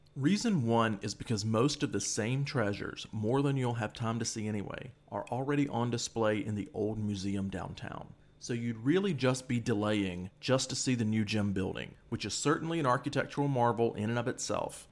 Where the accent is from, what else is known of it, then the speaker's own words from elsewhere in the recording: United States; moved away as an adult; also born or lived in Egypt; being an American on the ground there